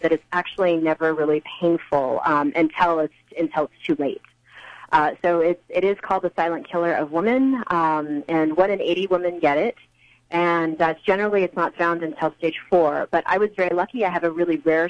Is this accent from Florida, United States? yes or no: no; Texas, United States; we're from Texas